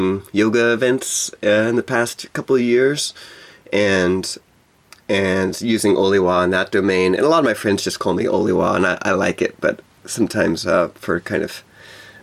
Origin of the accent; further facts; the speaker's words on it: Texas, United States; moved away; also born or lived in Hawaii; I moved away from Texas, where I grew up